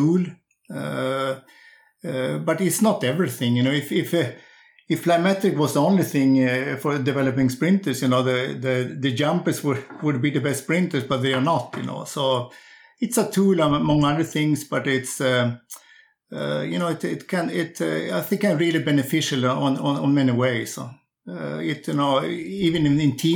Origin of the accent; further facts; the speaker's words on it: Sundsvall, Västernorrland County, Sweden; also born or lived in Växjö; I'm coaching a group nowadays on junior sprinters up in my hometown of Sundsvall.